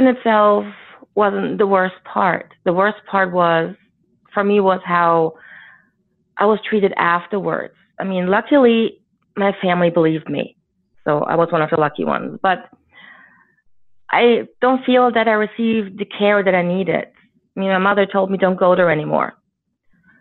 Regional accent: Germany; we grew up in Germany, a defeated country.

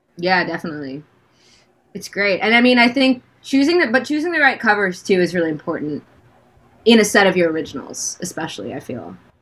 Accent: United States; moved away as an adult; also born or lived in Washington, D.C. / New York / Los Angeles; I grew up in um, DC and then New York.

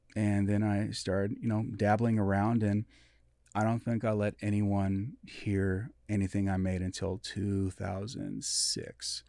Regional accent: Everett, Washington, United States; born or raised there; also born or lived in Midwest

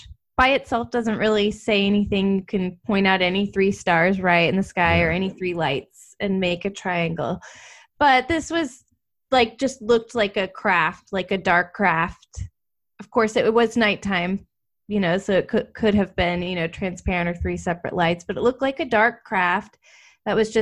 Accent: Austin, Texas, United States; I am in Central Texas, born and raised in Austin

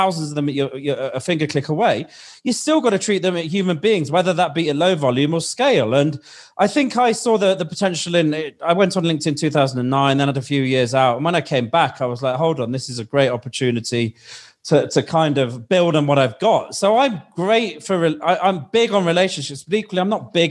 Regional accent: United Kingdom; accent: British; My accent is British

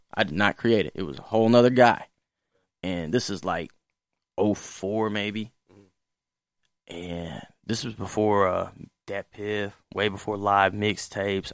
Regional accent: St. Louis, Missouri, United States; I'm born and raised Saint Louis

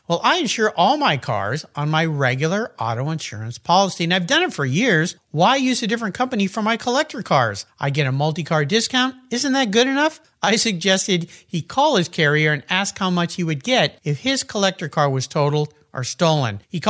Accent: Southern California, United States; I grew up in Southern California and was a surfer

